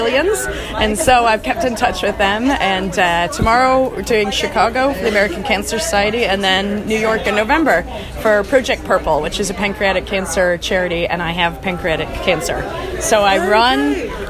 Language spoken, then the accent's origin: English; Belfast, Northern Ireland, United Kingdom; I'm from Belfast